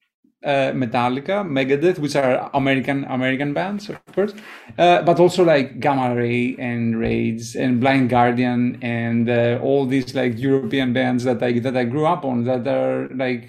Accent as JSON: {"language": "English", "country": "Greece", "tie": "born or raised there", "also_born_or_lived": "Germany / Los Angeles", "moved": "yes", "lives_now": "San Francisco Bay Area, United States", "said": "I was born in Greece and my family is from Greece, and I grew up there and then I left."}